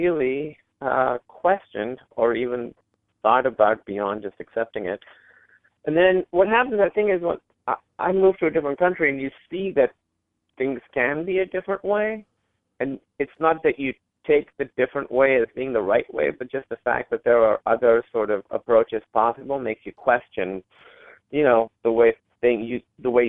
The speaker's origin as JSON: {"language": "English", "country": "Pakistan", "said": "me being Pakistani or being from Pakistan"}